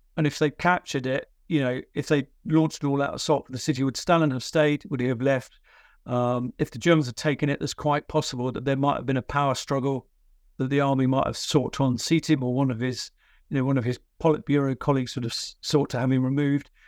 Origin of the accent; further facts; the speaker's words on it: United Kingdom; I'm a British military historian